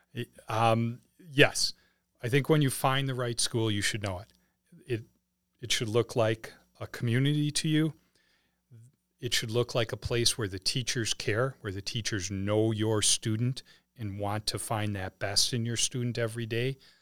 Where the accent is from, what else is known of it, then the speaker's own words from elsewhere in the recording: Wisconsin, United States; moved away as an adult; now in St. Charles, United States; we had lived in Wisconsin for most of our lives, all of our lives before we moved here